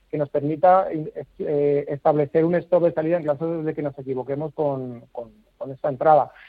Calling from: Madrid, Community of Madrid, Spain; Buenos días, eh … llamo de Madrid.

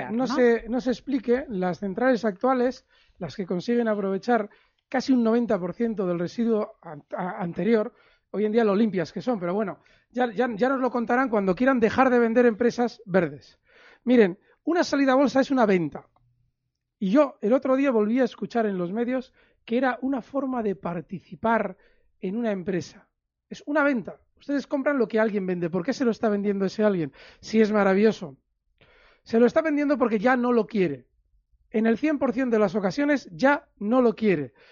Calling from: Castellón, Valencian Community, Spain; Hola, buenas tardes. … de Castellón

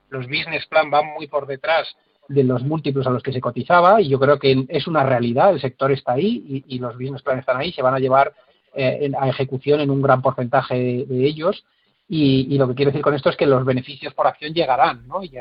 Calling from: Málaga, Andalusia, Spain; de Málaga.

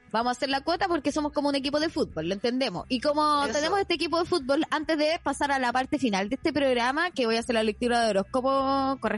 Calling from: Concepción, Biobío, Chile; de Gualpen en Concepción, reportando el tiempo para Mercurio y Retrogrado.

